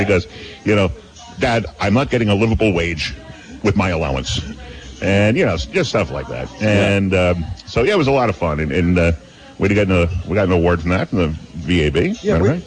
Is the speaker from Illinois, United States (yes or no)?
no; near Mystic, Connecticut, United States; this is a WFAN FM in in Mystic, Connecticut, near my hometown.